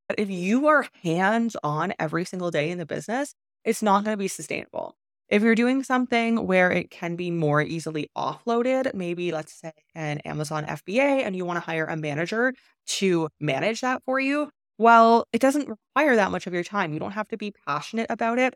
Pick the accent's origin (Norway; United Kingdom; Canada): Canada; moved away as an adult; also born or lived in China; I am from Canada